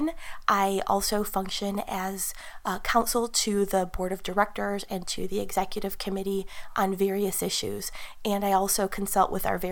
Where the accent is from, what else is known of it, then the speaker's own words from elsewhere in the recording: Chicago, Illinois, United States; I'm from Chicago, and I still reside in that area